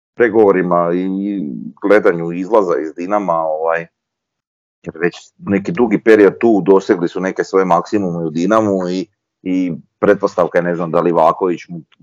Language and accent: Croatian; Croatia; mi smo Hrvati, ja sam Hrvat.